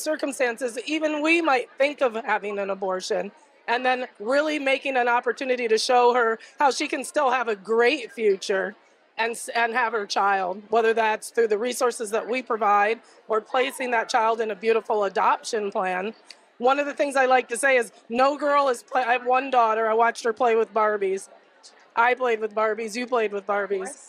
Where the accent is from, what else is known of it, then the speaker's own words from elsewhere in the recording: Missouri, United States; I come from Missouri, which was the first abortion-free state in the nation